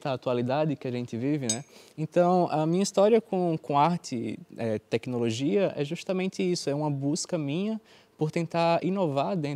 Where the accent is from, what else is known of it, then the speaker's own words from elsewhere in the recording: Brazil; moved away as an adult; ah, bem, eu eu vim do Brasil, né? E no Brasil eu fazia cinema.